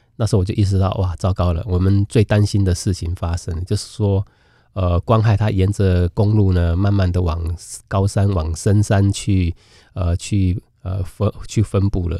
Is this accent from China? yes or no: no; Keelung, Taiwan; 我小的时候是住在基隆